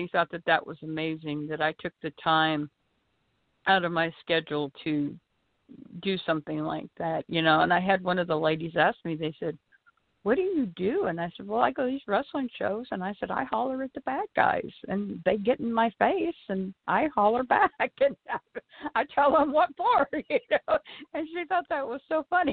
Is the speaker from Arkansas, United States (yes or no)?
yes; Arkansas, United States; I'm from Arkansas